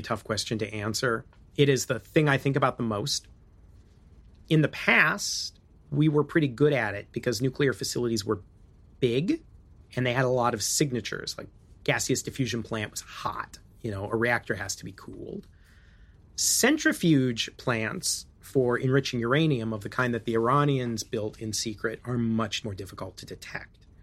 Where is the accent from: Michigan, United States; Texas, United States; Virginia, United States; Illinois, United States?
Illinois, United States; I'm from Illinois